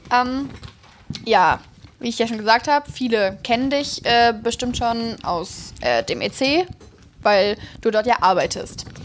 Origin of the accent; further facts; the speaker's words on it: Neukirchen, Germany; ja also ich komme ja. aus Neukirchen.